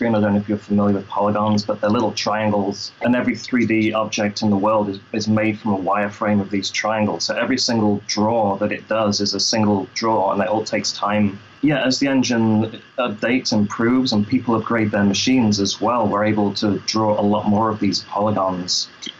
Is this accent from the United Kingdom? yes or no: yes; Lincoln, East Midlands, United Kingdom; also born or lived in London; I'm British, yeah. I'm from Lincoln originally, London for a couple of years, and my accent changed. Then I moved over here and my accent changed again.